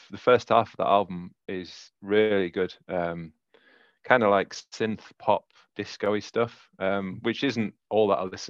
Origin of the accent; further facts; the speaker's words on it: Yorkshire and the Humber, United Kingdom; accent: Yorkshire; my Yorkshire accent